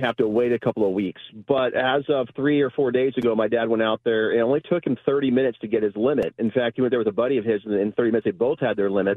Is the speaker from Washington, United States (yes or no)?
yes; Chelan, Washington, United States; this really super cold weather that we have in Chelan, I think it hit 15 degrees yesterday in my hometown